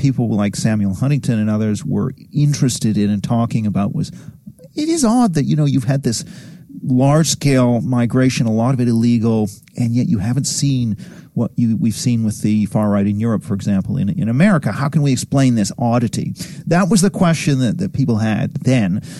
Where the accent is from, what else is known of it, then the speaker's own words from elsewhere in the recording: Tokyo, Japan; You know, I grew up eight years in Tokyo. I mean, from being very young, like, you know, two, three, up until about age seven and then a second time age 10 and 11